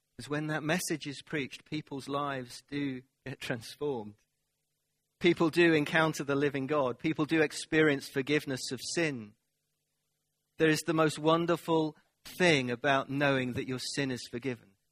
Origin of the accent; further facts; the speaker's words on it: United Kingdom; we're British.